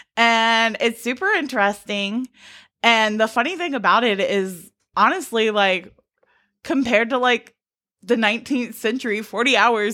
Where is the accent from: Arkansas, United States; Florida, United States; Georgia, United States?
Georgia, United States; I grew up in Georgia